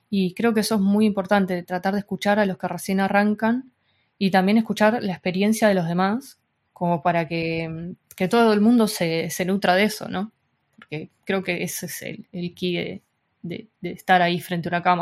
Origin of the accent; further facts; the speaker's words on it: Argentina; now in Spain; desde que también me, vine de Argentina para España, hubo un corte muy grande